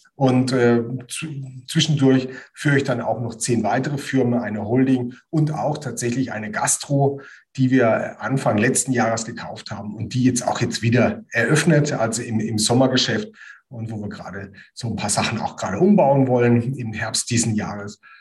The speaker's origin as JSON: {"language": "German", "area": "near Heidelberg, Kraichgau", "region": "Baden-Württemberg", "country": "Germany", "tie": "born or raised there", "moved": "as an adult", "lives_now": "Bamberg, Germany", "said": "Bin äh, aufgewachsen in der Nähe von Heidelberg im Kraichgau."}